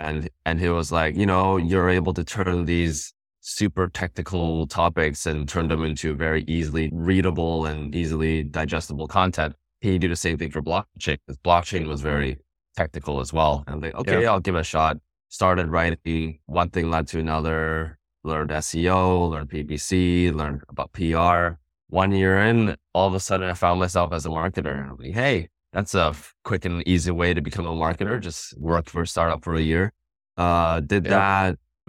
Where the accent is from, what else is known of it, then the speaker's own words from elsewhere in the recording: Vancouver, British Columbia, Canada; Born and raised in Vancouver, British Columbia.